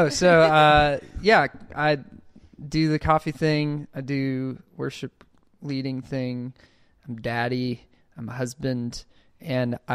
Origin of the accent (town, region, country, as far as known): Gulf Shores, Alabama, United States; now in Birmingham, United States